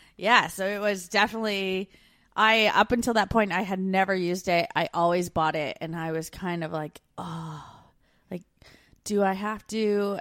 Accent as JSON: {"language": "English", "country": "Canada", "moved": "as an adult"}